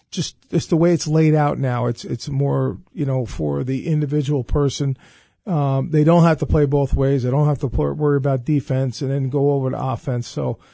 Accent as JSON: {"language": "English", "region": "New York", "country": "United States", "said": "I'm from Long Island, and just love being in the Capital Region."}